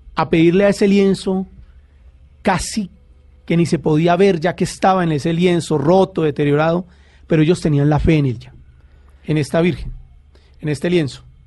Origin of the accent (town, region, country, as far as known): Colombia